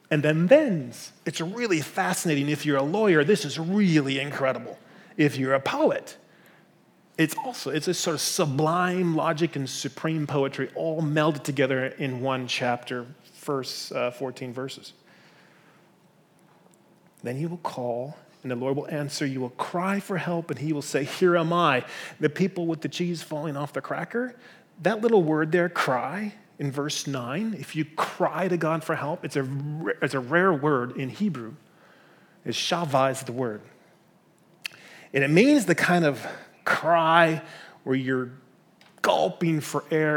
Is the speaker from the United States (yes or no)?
yes; Midwest, United States; I grew up in the Midwest.